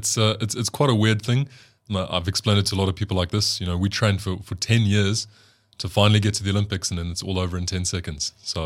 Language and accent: English; South Africa; I'm probably biased because I come from South Africa and I think we have notoriously beautiful women here.